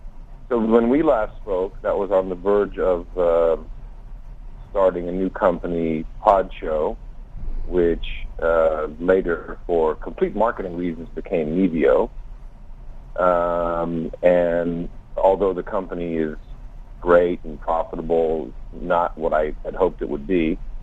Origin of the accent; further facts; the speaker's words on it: Amsterdam, North Holland, Netherlands; now in United States; Yeah. I'm American. I grew up in Amsterdam.